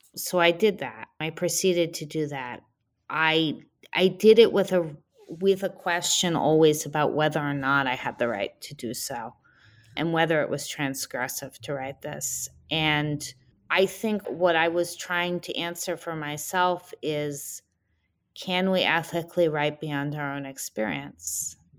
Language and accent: English; New Haven, Connecticut, United States; also born or lived in Philadelphia area; now in Maine, United States; I was born in New Haven, Connecticut